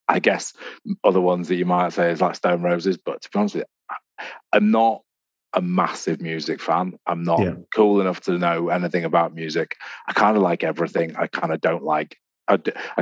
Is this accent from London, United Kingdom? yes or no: no; Wilmslow, North West England, United Kingdom; also born or lived in Stockport / Manchester; I was born in Wilmslow. Well, grew up in Wilmslow. Went to school in Stockport.